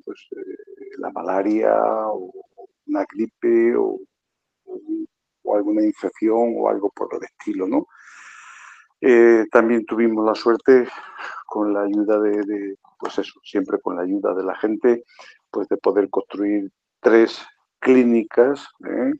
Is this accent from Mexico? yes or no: no; Extremadura, Spain; moved away as an adult; also born or lived in Zimbabwe; Yo soy extremeño, y bueno, los extremeños tenemos fama de que, de que no sabemos hablar muy bien, ¿no? nos comemos mucho las palabras